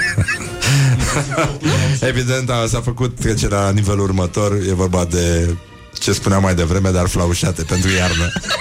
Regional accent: Romania; eu sunt român, sunt creștin

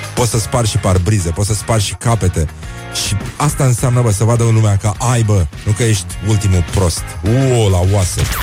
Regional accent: Brăila, Brăila County, Romania; eu sunt din Brăila, chiar din oraș

